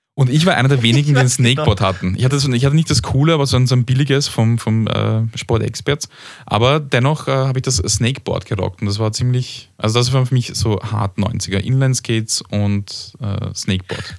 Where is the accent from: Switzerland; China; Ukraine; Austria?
Austria; als Österreicher